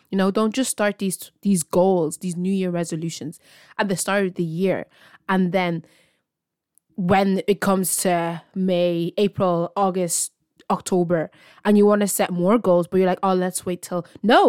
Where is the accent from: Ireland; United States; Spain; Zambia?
Ireland; I'm from Ireland, and this is my podcast.